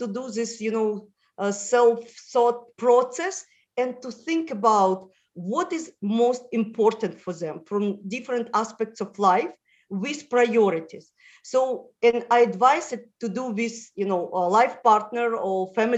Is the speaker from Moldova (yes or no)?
yes; Moldova; first language Russian; English is a second language; moved away; also born or lived in Israel; I was born in Moldova, where the national language is Romanian.